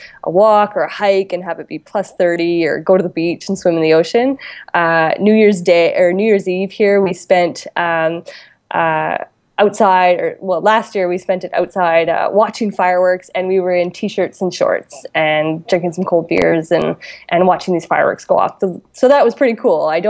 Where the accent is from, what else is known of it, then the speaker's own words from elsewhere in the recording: Calgary, Alberta, Canada; moved away as an adult; now in New Zealand; I grew up in Calgary, and my family was there, but then they moved to the West Coast